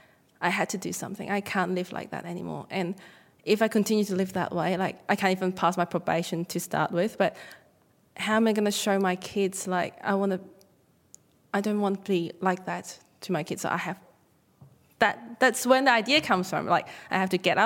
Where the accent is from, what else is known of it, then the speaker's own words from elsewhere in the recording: Hong Kong; moved away as an adult; now in Australia; wasn't born here. I was born in Hong Kong, came to Australia to study.